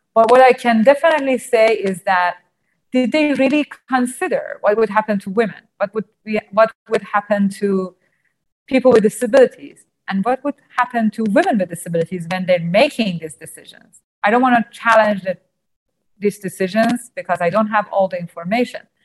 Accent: Iran; I was born blind and I'm from Iran.

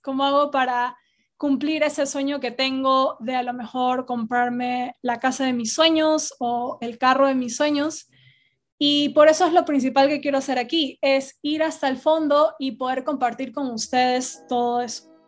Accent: Guayaquil, Guayas, Ecuador; moved away as an adult; also born or lived in England / Spain; now in United States; donde yo crecí, que es en Guayaquil

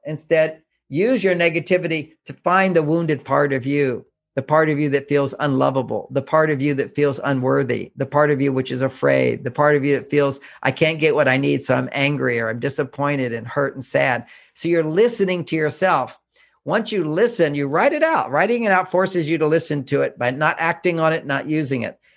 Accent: Houston, Texas, United States; I grew up in Houston, Texas

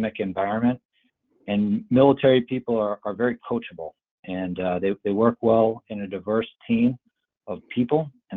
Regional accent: Massachusetts, United States; I grew up in the Massachusetts area

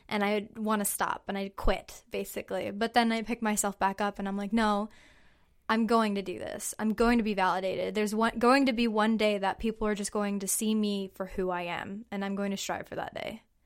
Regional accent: Hanford, California, United States; I'm from Hanford, California, and I am 21 years old.

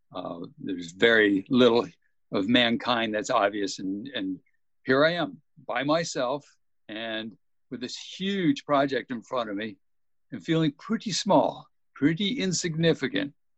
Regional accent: Texas Gulf Coast, United States; moved away; also born or lived in Alaska; Growing up in Texas on the Gulf Coast

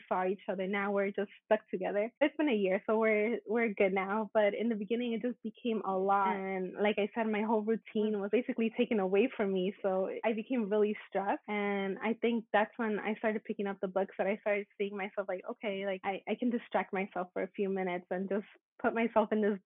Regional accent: United States; I'm Mexican American

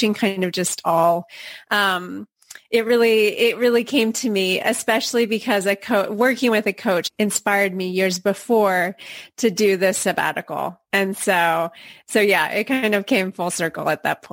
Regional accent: Portland, Oregon, United States; now in Barcelona, Spain; I'm originally from Portland, Oregon, so I'm a transplant here

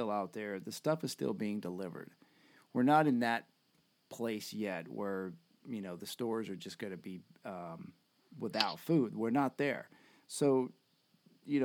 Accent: United States; We're American

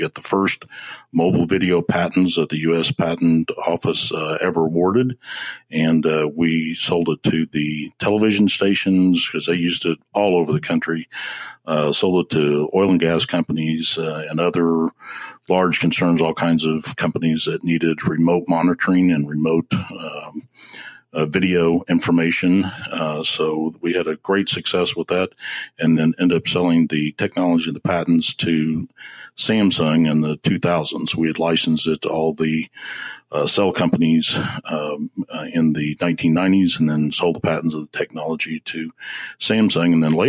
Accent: Midwest, United States; Yes, I'm a Midwesterner, but my father was a fighter pilot and in the military, and we traveled and were at many places in my young life.

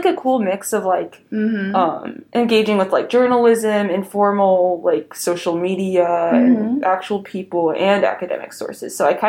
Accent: Waco, Texas, United States; born or raised there; moved away as an adult; also born or lived in Wheaton

